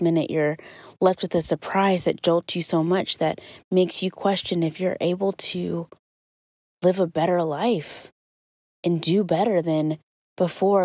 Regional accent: Kentucky, United States; moved away; today I am in my hometown in Kentucky

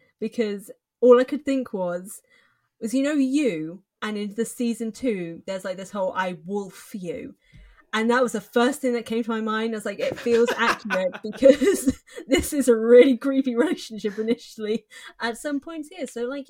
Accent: England, United Kingdom; I'm English!

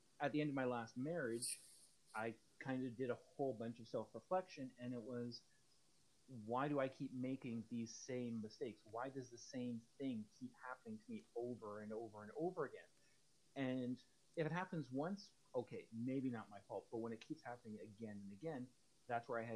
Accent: Hamilton, Ontario, Canada; moved away; originally from Southern Ontario, Hamilton, moved up here in 96

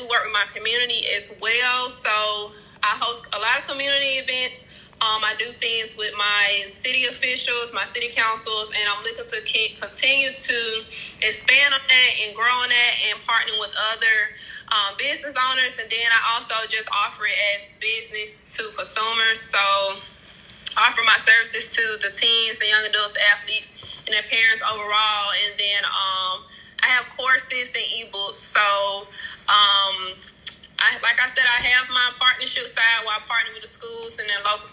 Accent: Birmingham, Alabama, United States; So I am from Birmingham, Alabama

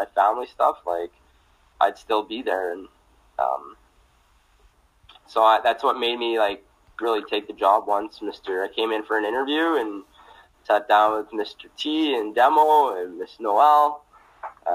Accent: Stony Plain, Alberta, Canada; moved away as an adult; now in St. Paul, Canada; growing up in Stony Plain

